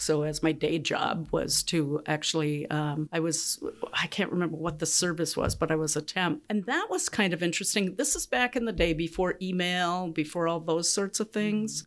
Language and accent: English; Duluth, Minnesota, United States; moved away as an adult; born and raised in Duluth, and um, living in the same house that I was uh, um, raised in.